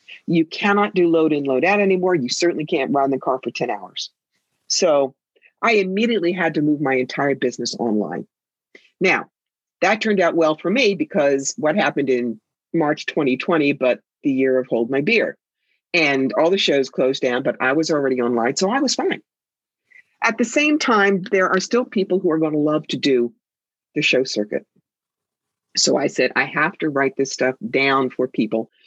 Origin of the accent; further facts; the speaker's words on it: New York, United States; I am a New Yorker